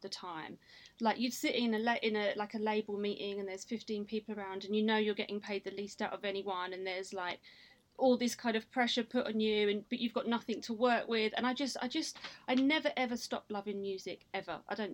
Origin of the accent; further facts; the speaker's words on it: Kent and South East London borders, South East England, United Kingdom; also born or lived in Sidcup; I was born in Sidcup, grew up between Kent and South East London borders.